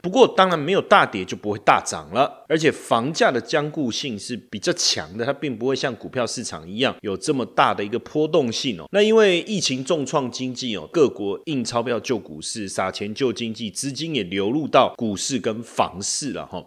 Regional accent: Taipei, Taiwan; 我从小就在台北市啊，那所以我会比较习惯在台北市

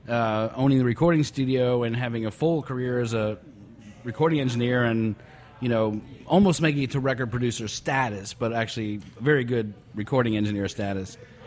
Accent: Rockville, Maryland, United States; moved away; I grew up in Rockville, Maryland

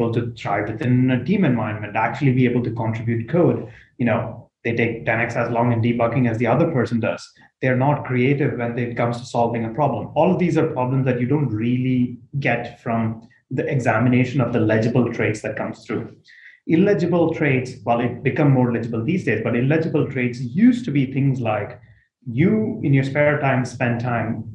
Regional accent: India; moved away; I come from India, where at the end of your high school, it's basically about as rat racy as it gets

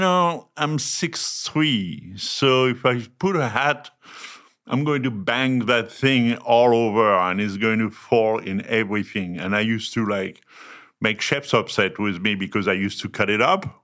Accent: France; English is a second language; moved away as an adult; also born or lived in north of Paris / southwest France / Germany; From France, born and raised

